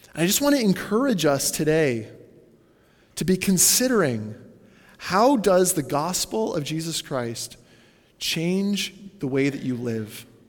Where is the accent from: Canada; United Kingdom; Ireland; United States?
Canada; as a Canadian